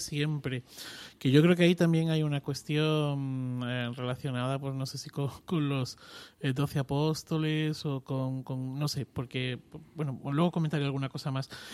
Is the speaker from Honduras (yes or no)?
no; Extremadura, Spain; yo soy extremeño